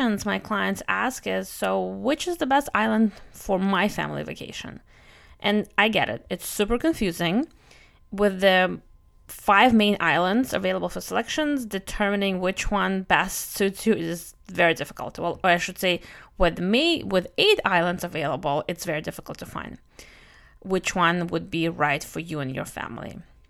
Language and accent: English; Russia; accent: Russian; English is a second language; also born or lived in Brooklyn, United States; my Russian accent plus my Brooklyn accent is not making it any easier to pronounce these